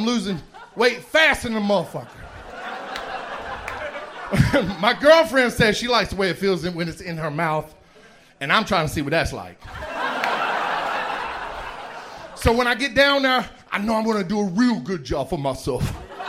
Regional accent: Augusta, Georgia, United States; also born or lived in New Orleans; I am from Augusta, Georgia.

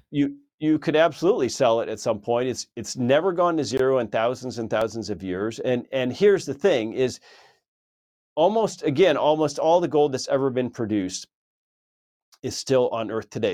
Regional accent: California, United States; moved away; I lived in California for many many years, my home state.

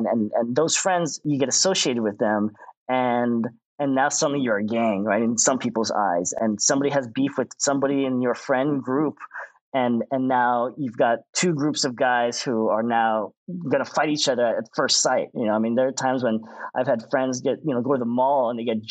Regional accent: Orange County, California, United States; growing up in Orange County

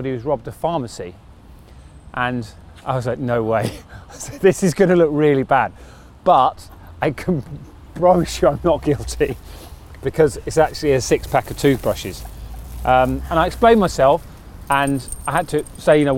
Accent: Crawley, South East England, United Kingdom; now in Sheffield, United Kingdom; I grew up in Crawley in West Sussex.

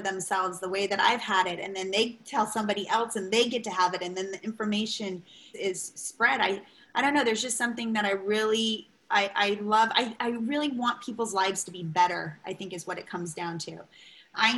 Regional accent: Long Beach, California, United States; moved away; growing up where I grew up in Long Beach

